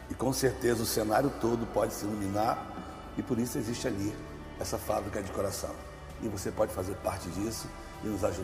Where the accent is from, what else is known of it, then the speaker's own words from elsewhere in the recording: Rio de Janeiro, Brazil; Eu sou nascido e criado no Rio de Janeiro, moro há 56 anos no Rio de Janeiro, sou flamenguista, nascido e criado lá